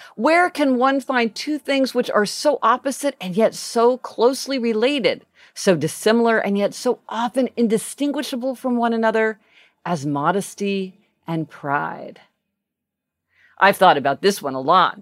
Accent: Kansas City, United States; when I was growing up in Kansas City, my school had the motto

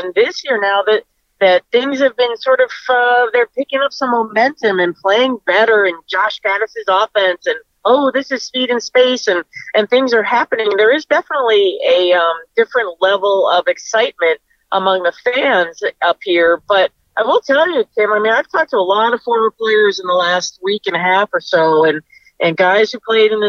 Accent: Cincinnati, Ohio, United States; I grew up in Cincinnati. I grew up a big Ohio State fan

